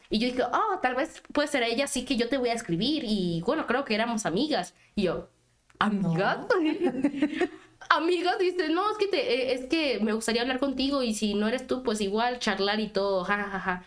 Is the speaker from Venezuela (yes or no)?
no; Panama; Y yo les decía que era de Panamá. Y era como que Panamá, pero Panamá, Florida. Y yo, no, soy de Centroamérica